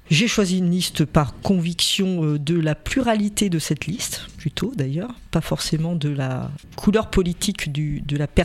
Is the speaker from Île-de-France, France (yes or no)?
no; Rochefort, Nouvelle-Aquitaine, France; born there; Je suis née à Rochefort-sur-Mer